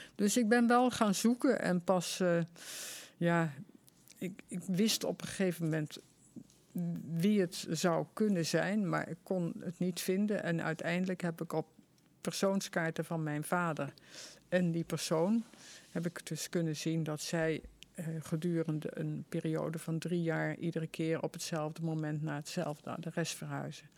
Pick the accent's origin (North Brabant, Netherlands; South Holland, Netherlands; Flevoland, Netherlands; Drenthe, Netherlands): North Brabant, Netherlands; Vught; ik was geboren in Vught